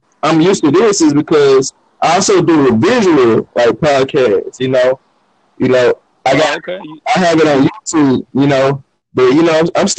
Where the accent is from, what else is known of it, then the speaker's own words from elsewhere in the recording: Louisiana, United States; now in Houston, United States; I'm from Louisiana